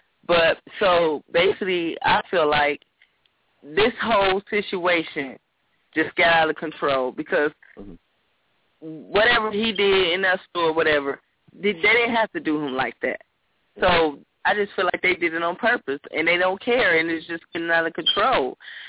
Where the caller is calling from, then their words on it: Los Angeles, California, United States; I'm calling from Los Angeles.